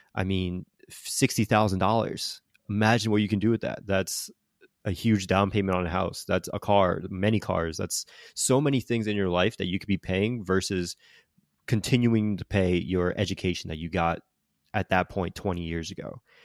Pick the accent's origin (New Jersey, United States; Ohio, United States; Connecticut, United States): Connecticut, United States; moved away; also born or lived in Florida; the University of my home state of Connecticut, Yukon